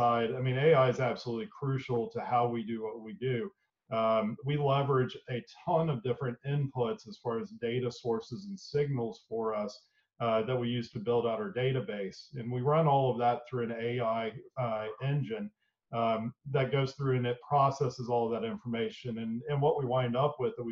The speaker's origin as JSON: {"language": "English", "town": "Boone", "region": "North Carolina", "country": "United States", "tie": "born or raised there", "also_born_or_lived": "Davidson, North Carolina", "moved": "as an adult", "lives_now": "Knoxville, United States", "said": "I was born and raised in a small town in western North Carolina called Boone"}